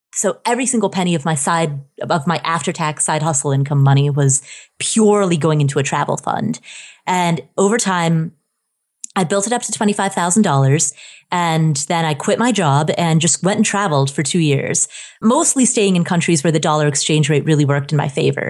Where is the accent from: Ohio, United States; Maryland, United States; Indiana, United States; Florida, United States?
Ohio, United States; also born or lived in Nepal; when I was a child, I grew up in Ohio